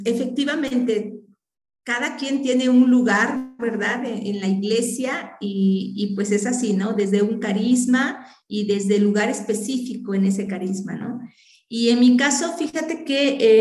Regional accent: Maltrata, Veracruz, Mexico; moved away as an adult; also born or lived in Puebla; now in Huejotzingo, Mexico; en ese tiempo yo vivía en Maltrata, Veracruz, de allá era mi papá, entonces pues ahí vivíamos

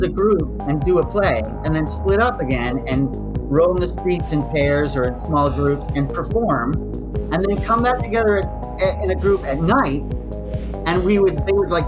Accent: United States; I'm an American. I'm an American.

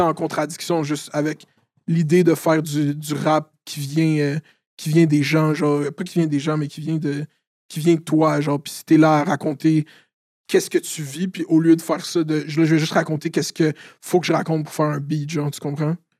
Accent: Laval, Quebec, Canada; je viens de Laval

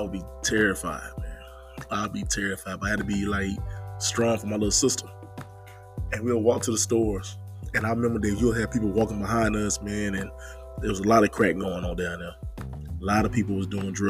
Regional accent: Henderson, North Carolina, United States; I'm born and raised in a small town of Henderson, North Carolina

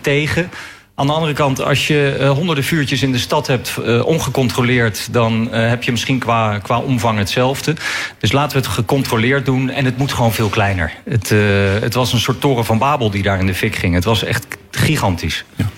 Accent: The Hague, South Holland, Netherlands; ik kom uit Den Haag, woon in Den Haag

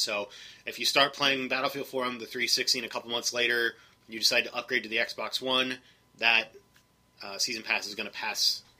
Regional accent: United States; I'm an American, but I'm not an ignorant American.

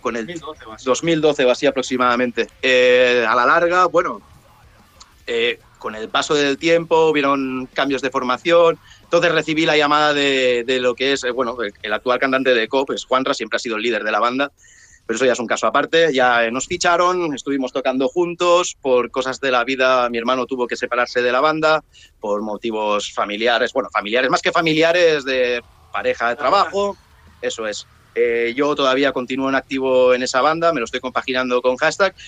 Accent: Sant Sadurní d'Anoia, Catalonia, Spain; Somos de la zona de San Sadurní Noya

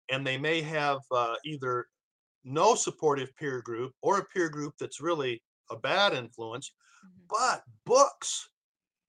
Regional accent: Iowa, United States; now in Arizona, United States; I'm from Iowa

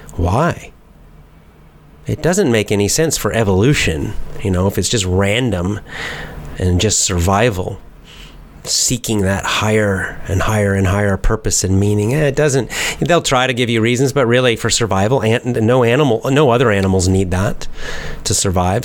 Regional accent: United States; I'm American

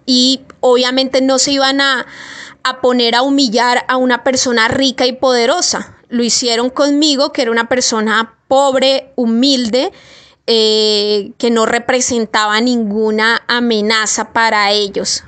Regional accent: Colombia; Yo soy una pobre colombiana aquí, estrato 2

